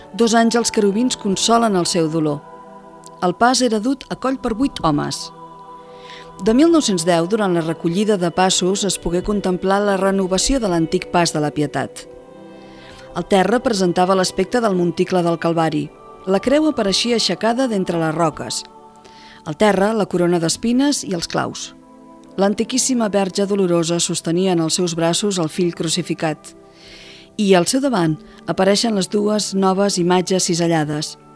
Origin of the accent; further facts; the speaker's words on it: El Vendrell, Catalonia, Spain; del Vendrell, en aquest cas el miserere concret del meu poble